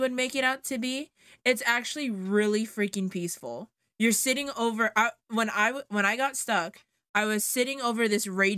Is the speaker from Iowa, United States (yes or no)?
no; Hawaii, United States; moved away; my home state, which is the big H-I, as it's not that big, but it's Hawaii